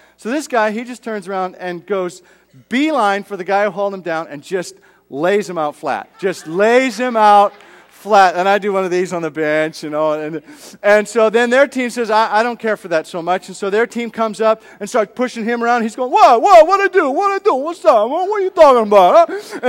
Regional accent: Edmonton, Alberta, Canada; I was from Canada. Grew up in Edmonton, straight north, all the way up.

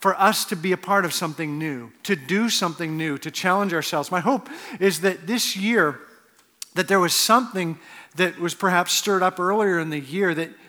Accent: Edmonton, Alberta, Canada; also born or lived in Cincinnati; now in Arizona, United States; I'm from Edmonton

